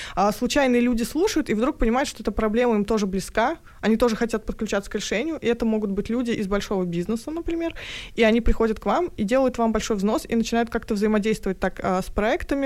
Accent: Tatarstan, Russia; Я сама из Татарстана

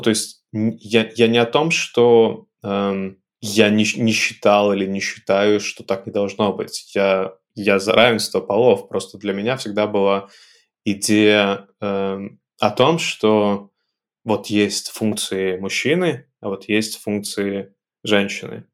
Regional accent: Belarus; moved away as an adult; also born or lived in United Arab Emirates / Minsk; now in Italy; я белорус

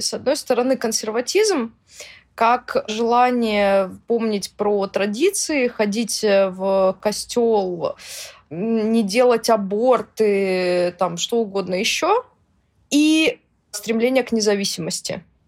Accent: Russia; я россиянка, которая общается с украинцами

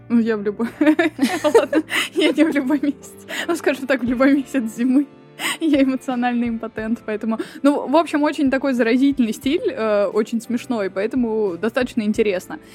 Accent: Voronezh, Voronezh Oblast, Russia; moved away; Я из Воронежа, вообще оригинали, так сказать, и я, конечно, туда время от времени приезжаю

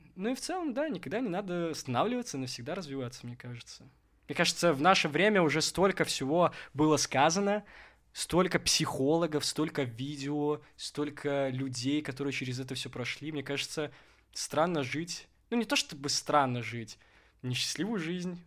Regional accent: Gomel, Gomel Region, Belarus; now in Minsk, Belarus; я родом из Гомеля

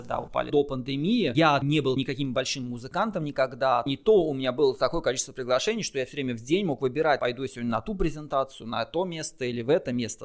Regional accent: Russia; now in Germany; Мы живем вот с тобой в Германии, и мы оба из России родом.

